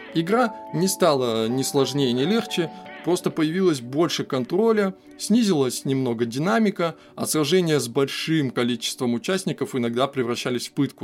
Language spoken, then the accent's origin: Russian; Irkutsk, Irkutsk Oblast, Russia; родной Иркутск